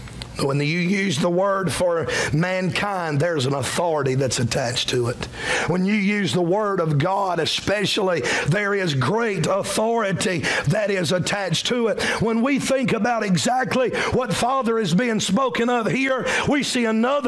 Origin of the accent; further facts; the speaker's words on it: Cowpens, South Carolina, United States; You're from Cowpens like me, amen. We don't talk like that. We're country boys from the middle of nowhere